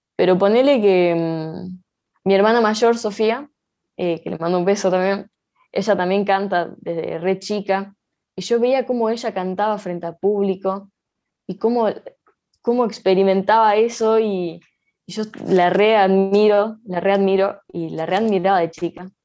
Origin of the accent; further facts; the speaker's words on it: Salta, Argentina; yo nací acá en Salta Capital, eh, en zona sur, en el barrio eh, Don Emilio